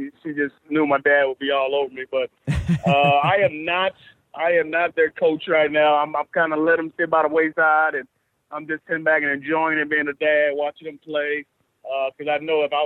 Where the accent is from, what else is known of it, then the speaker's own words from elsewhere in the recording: Atlanta, Georgia, United States; I'm from Atlanta.